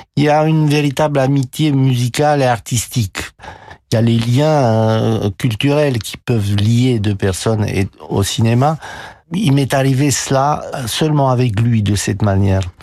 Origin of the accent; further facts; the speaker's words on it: Romania; moved away as an adult; now in France; ma vie en Roumanie, était un martyr